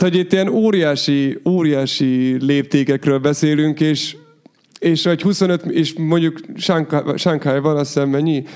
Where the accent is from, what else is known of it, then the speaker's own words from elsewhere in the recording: Hungary; mi magyarok vagyunk